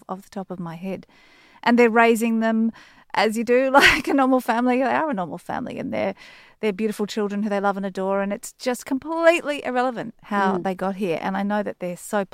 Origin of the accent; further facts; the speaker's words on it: Sydney, New South Wales, Australia; I grew up in Sydney.